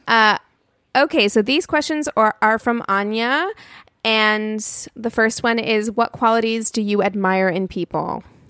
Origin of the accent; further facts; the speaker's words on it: Albuquerque, New Mexico, United States; I was born in Albuquerque, New Mexico.